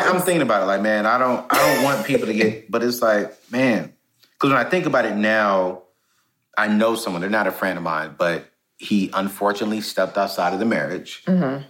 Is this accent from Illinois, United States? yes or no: no; Fayetteville, North Carolina, United States; I'm from Fayetteville, North Carolina